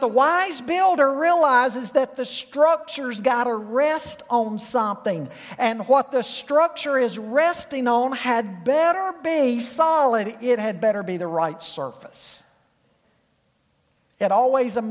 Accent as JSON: {"language": "English", "town": "Charlotte", "region": "North Carolina", "country": "United States", "tie": "born or raised there", "said": "I grew up in Charlotte."}